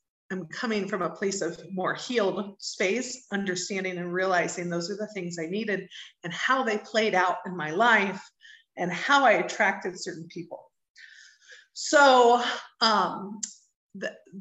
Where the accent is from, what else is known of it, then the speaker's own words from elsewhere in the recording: Indianapolis, Indiana, United States; also born or lived in Cincinnati, Ohio; now in Mexico; I was born in the Midwest of the U.S. in Cincinnati, Ohio, but raised since I was five in Indianapolis, Indiana. So that's home for me